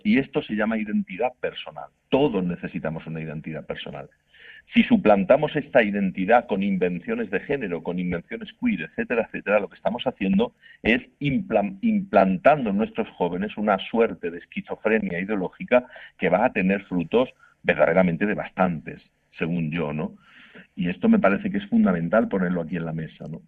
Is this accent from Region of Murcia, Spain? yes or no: yes; Murcia, Region of Murcia, Spain; yo soy de Murcia y en Murcia se dice estamos matando moscas a cañonazos